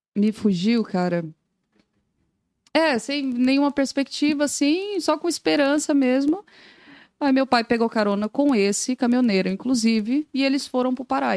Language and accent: Portuguese; Goiânia, Goiás, Brazil; moved away as an adult; now in Joinville, Brazil; Sou natural de Goiânia, Goiás